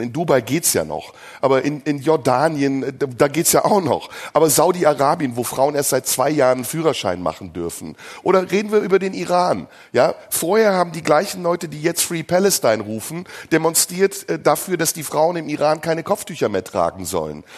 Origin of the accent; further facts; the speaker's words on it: Germany; Aber ich bin Deutscher. Ich lebe in diesem Land. Ich bin hier aufgewachsen